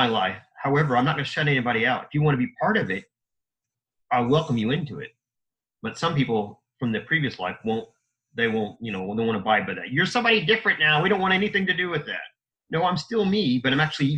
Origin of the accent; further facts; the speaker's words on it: Indiana, United States; I was born and raised in Indiana, so a Hoosier.